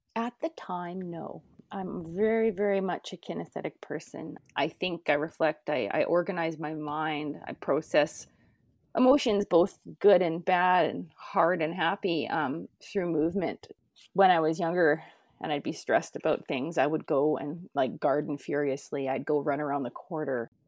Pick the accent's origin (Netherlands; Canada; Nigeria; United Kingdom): Canada; I grew up near the North Saskatchewan and the Battle River Valley.